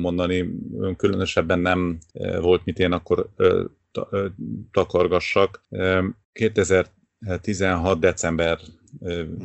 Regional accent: Târgu Mureș, Mureș County, Romania; moved away as an adult; now in Cluj-Napoca, Romania; valahol Marosvásárhelyen születtem

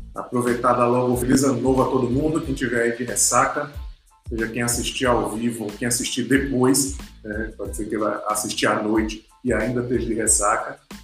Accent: Brazil; a gente como brasileiro

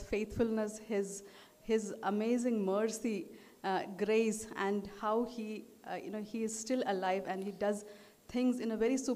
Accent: Delhi, India; also born or lived in Trivandrum; I was born in Trivandrum, but when I was small, uh, I was born and brought up in uh, Delhi, uh, in North India, and in most of my life, I spent my life in Delhi.

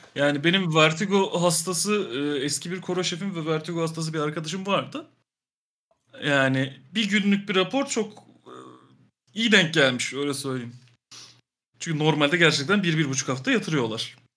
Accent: Ankara, Turkey; ben Ankaralıyım

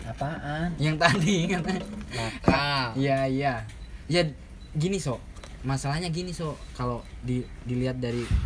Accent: Kalianda, Lampung, Indonesia; kampung saya itu di Kalianda Lampung

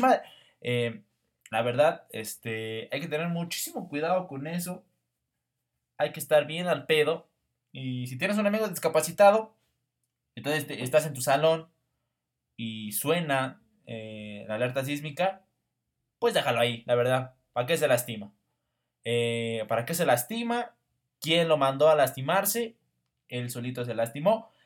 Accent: Mexico

